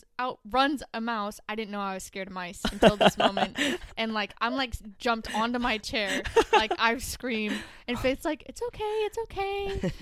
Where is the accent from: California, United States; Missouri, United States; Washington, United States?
California, United States; Placerville; Placerville, yeah.